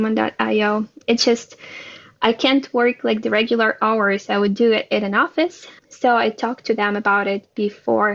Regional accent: Ukraine; now in Israel; I was born and raised in Ukraine, based in Israel now.

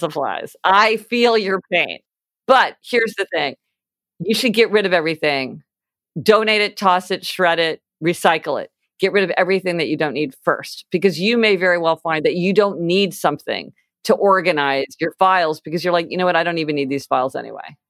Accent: Kansas City, United States; now in New York City, United States; I grew up in Kansas City

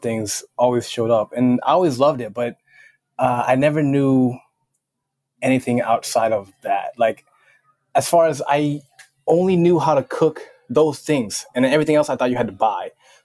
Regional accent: Minnesota, United States; I actually grew up in Minnesota

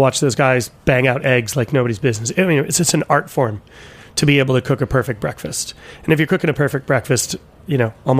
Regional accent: Rhode Island, United States; now in San Francisco, United States; I'm born and raised in Rhode Island, of Italian and English descent

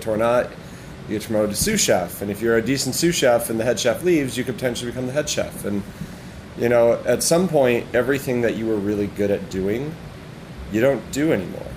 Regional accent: Syracuse, New York, United States; moved away; also born or lived in Wisconsin / Ironwood, Michigan / Marquette, Michigan / Chicago; Grew up in upstate New York

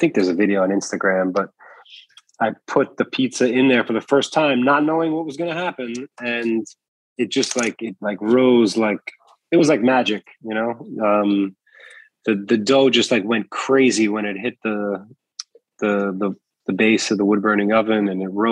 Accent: New York City, New York, United States; I'm also a New Yorker

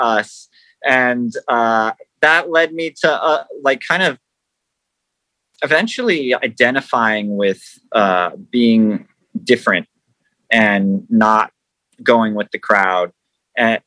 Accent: Los Angeles, California, United States; also born or lived in Hollywood, California; I was born in California in Hollywood, and I grew up in the San Fernando Valley

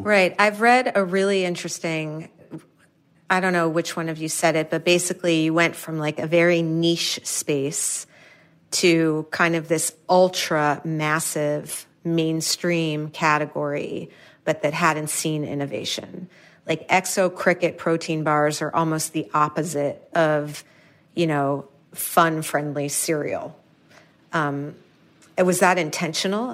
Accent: New York City, New York, United States; I'm from New York City, like Manhattan

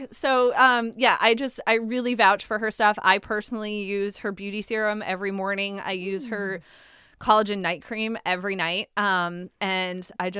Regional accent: New England, United States; I'm born and raised in New England. I love being a New Englander. I wouldn't trade it in.

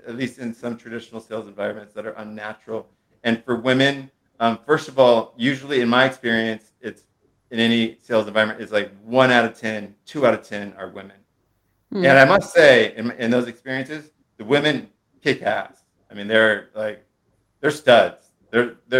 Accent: Monterey County, California, United States; now in San Francisco, United States; I was raised in Monterey County, live in San Francisco

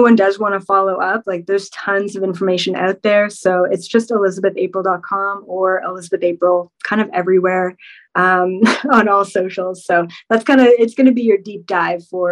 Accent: Canada; I'm Canadian.

